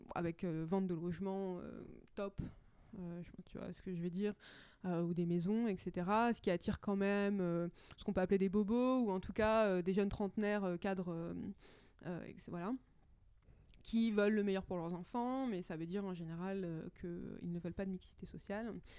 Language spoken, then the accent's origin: French; Châtillon, Île-de-France, France; J'ai grandi à, Châtillon, dans les Hauts-de-Seine